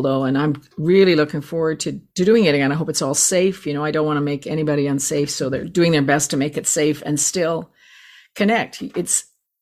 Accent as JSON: {"language": "English", "country": "Canada", "said": "as a Canadian"}